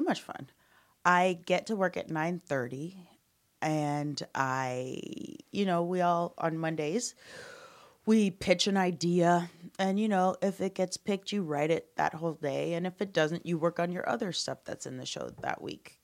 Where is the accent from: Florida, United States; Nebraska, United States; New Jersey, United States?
Nebraska, United States; Omaha; moved away as an adult; also born or lived in Chicago / Amsterdam / Denver / Los Angeles; I grew up in Omaha, then I moved to Chicago to become an improviser